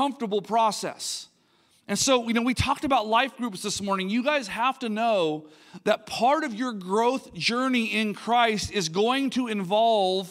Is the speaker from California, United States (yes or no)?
yes; Linda, California, United States; I grew up in this place called Linda, California.